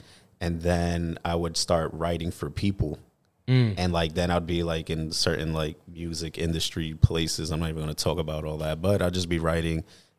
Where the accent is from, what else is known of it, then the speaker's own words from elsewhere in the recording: New York City, New York, United States; also born or lived in Philadelphia; I'm from the Bronx.